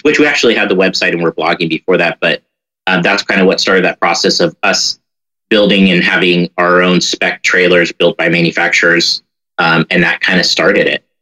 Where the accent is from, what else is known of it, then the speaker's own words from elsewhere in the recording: San Francisco Bay Area, California, United States; I grew up in the Bay Area